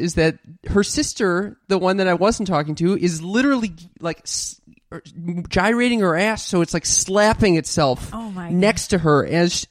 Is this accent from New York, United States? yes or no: no; Los Angeles, California, United States